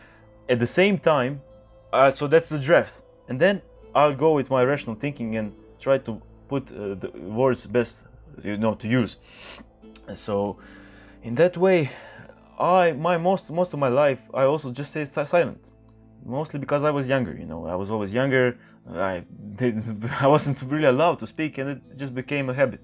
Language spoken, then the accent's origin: English; Croatia; English is a second language; I'm speaking English right now. I'm Croatian